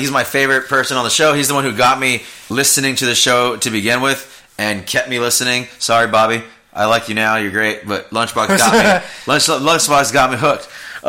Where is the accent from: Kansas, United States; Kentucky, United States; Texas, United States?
Texas, United States; Austin; We're both from Austin.